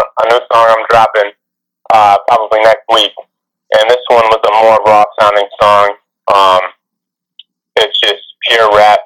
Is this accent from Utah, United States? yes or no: no; Detroit, Michigan, United States; I'm from Detroit, Michigan.